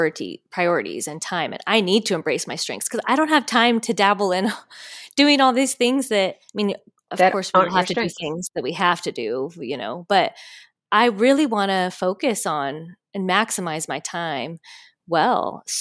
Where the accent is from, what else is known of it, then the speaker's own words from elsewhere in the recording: California, United States; And I'm like a Californian, like, that's where I grew up.